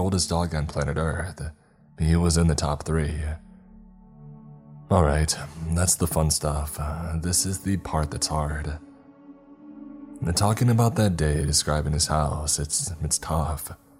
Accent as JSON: {"language": "English", "region": "Texas", "country": "United States", "tie": "born or raised there", "said": "I grew up in East Texas. Rain country. Every bit as wet as West Texas is dry."}